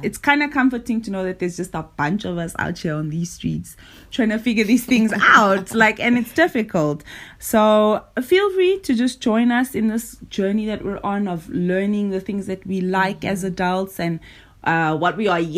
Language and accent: English; South Africa; we are two South African girls who've been friends for like 13 years